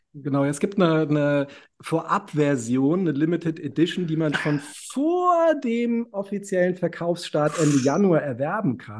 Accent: Reinheim, Hesse, Germany; ich bin in der Schillerstraße halb aufgewachsen.

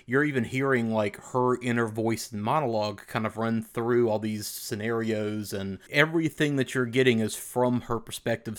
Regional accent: the South, United States; We grew up in the South

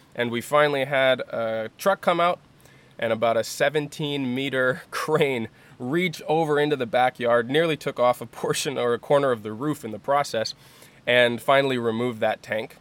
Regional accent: United States; moved away as an adult; growing up in the United States

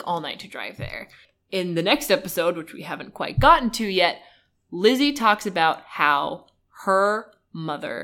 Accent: Southern California, United States; you and I, as Southern California natives

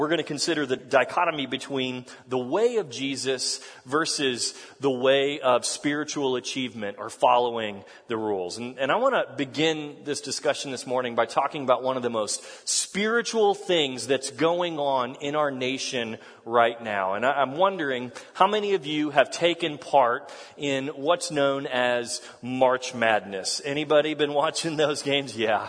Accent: Texas, United States; moved away as an adult; also born or lived in Kentucky; now in Ohio, United States; I'm from Texas. And if you didn't know that, I hail from the great state, God's country.

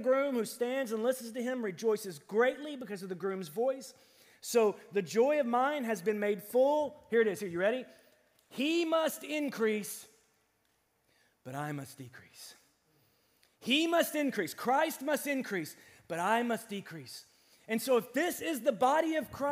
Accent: United States; we're American

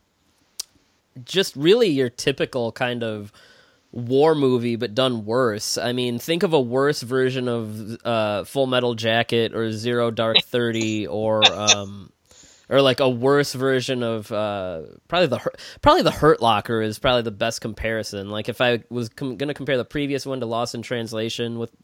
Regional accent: Detroit, Michigan, United States; I'm from Detroit.

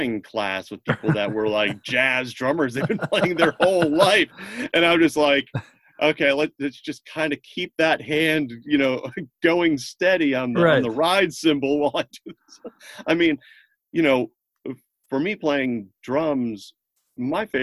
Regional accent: Connecticut, United States; moved away as an adult; also born or lived in Boston / New York / Los Angeles; I grew up in Connecticut, so I wanted to be closer to home

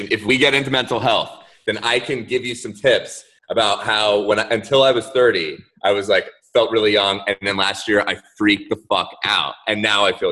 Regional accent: Orlando, Florida, United States; I wish I was from South Florida with you guys. {S0} Oh, {S1} but I'm actually from Orlando, so Central Florida.

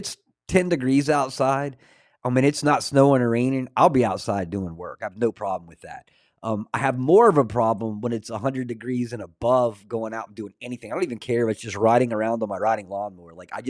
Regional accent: Florida, United States; I grew up in North Florida, Northeast Florida. So just next to Georgia.

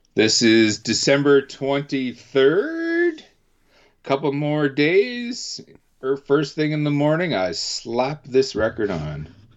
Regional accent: Canada; being Canadian

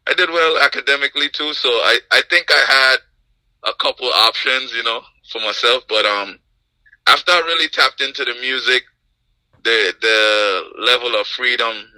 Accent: Anguilla; I grew up in Anguilla

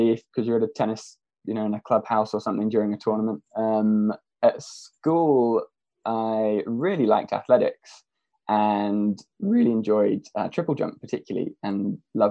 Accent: Norfolk, East of England, United Kingdom; I was from Norfolk originally, and my dad was my tennis coach. So grew up with a sort of racket in my hand from very early on

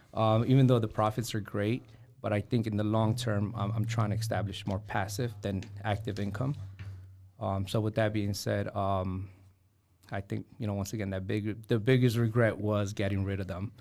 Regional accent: New York City, New York, United States; now in Fort Wayne, United States; in the nineties, growing up in New York City

